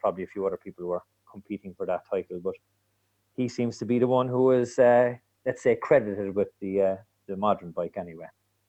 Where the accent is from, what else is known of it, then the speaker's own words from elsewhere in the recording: Cork, Munster, Ireland; moved away as an adult; now in West Cork, Ireland; I'm from Cork City, and I've been in 20 years in West Cork.